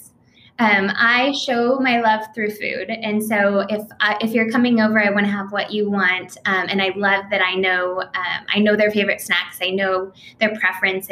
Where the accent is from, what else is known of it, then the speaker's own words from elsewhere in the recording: rural Nebraska, United States; now in Oklahoma, United States; being from the Midwest, from rural Nebraska